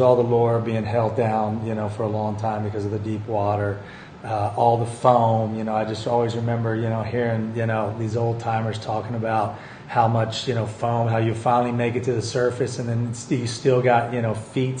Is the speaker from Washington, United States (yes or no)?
no; Texas, United States; moved away; when I was a kid and growing up in Texas.